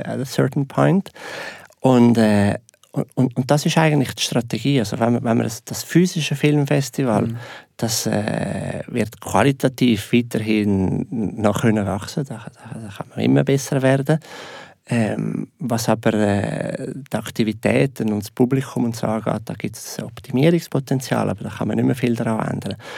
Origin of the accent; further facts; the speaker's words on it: Switzerland; wir Schweizer